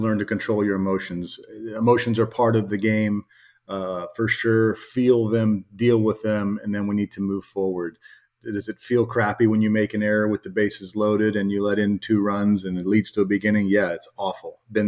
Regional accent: Miami, Florida, United States; I grew up in Miami. I have some Cuban blood in me

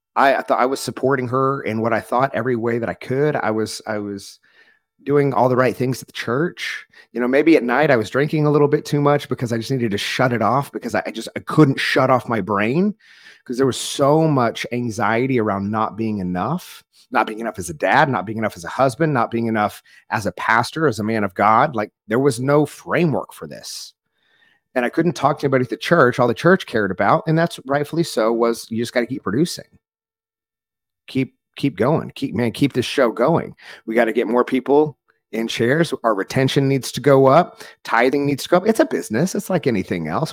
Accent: rural Oklahoma, United States; grew up in a small Southern Baptist church in rural Oklahoma

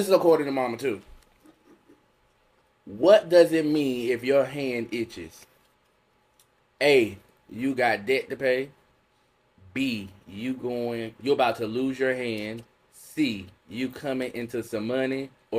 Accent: Bennettsville, South Carolina, United States; I'm here from Marlborough County, Bennettsville with my girls.

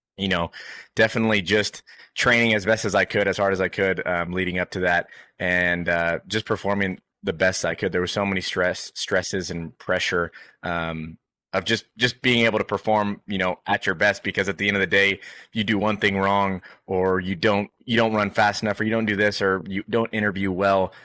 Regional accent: Bakersfield, California, United States; moved away; I was born and raised in Bakersfield, California

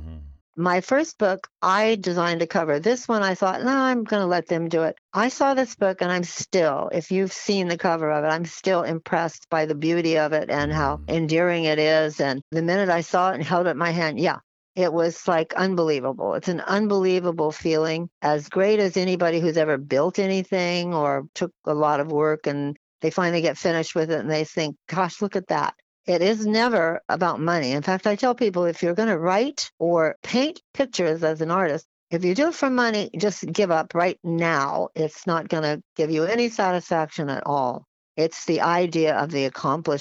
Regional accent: San Francisco, California, United States; I grew up in San Francisco, so I did not grow up in the South

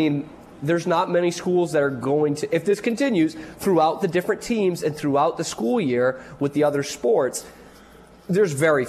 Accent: Massachusetts, United States; now in Waco, United States; So I'm from Massachusetts

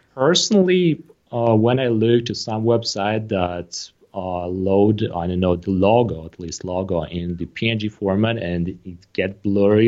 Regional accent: Moldova; I am personally from Moldova

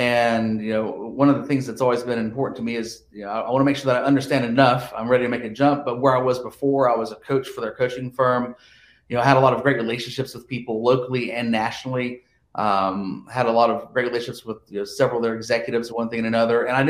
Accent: Johnson City, Tennessee, United States; But I'm from Johnson City, Tennessee, which is pretty much the northeast tip of Tennessee

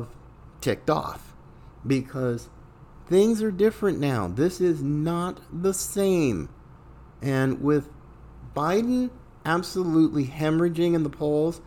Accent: North Carolina, United States; the governor of my home state

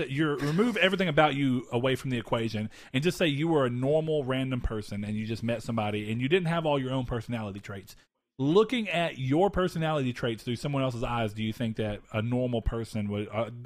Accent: Hawaii, United States; born there; I was born in Hawaii. I don't think I've ever talked about that.

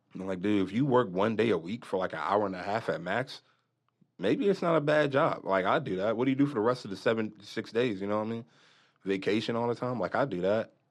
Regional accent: Lexington Park, Maryland, United States; moved away; I'm originally from Maryland, Southern Maryland. It's a little country down there, um, area called Saint Mary's County, Lexington Park.

